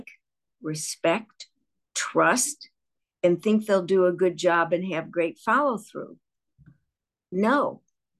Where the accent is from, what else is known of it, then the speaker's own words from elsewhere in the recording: Chicago, Illinois, United States; I'm from Chicago, and our downtown was called The Loop.